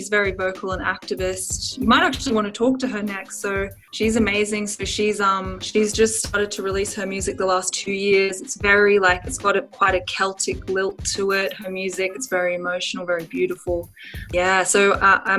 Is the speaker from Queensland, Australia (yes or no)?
no; Sydney, New South Wales, Australia; we grew up in Sydney, Australia